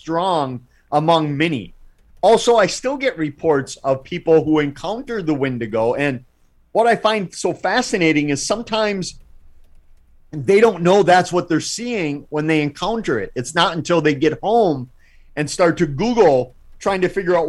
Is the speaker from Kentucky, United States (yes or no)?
no; Wisconsin, United States; Wisconsin, my home state. Not only do we have the UFO capital of the world